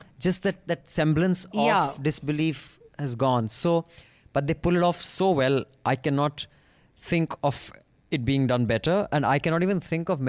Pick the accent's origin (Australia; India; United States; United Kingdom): India; I'm an Indian sitting in India